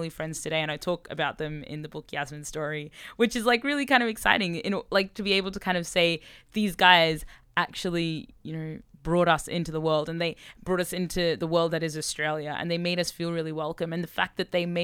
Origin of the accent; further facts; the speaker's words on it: Sudan; moved away; I was born in Sudan